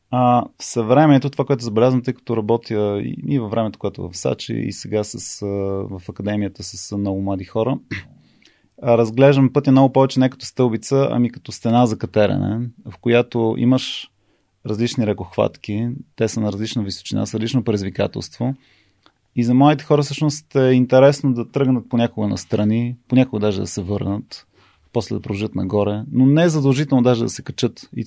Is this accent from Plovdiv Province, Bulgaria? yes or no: no; Sofia, Sofia City, Bulgaria; born there; майка ми и баща ми, които аз съм роден в София и живея, майка ми е от Трявна